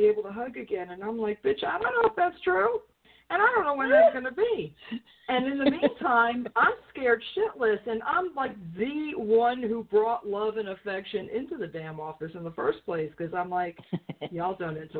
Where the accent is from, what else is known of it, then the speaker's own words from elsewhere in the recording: New York, United States; moved away; I'm from New York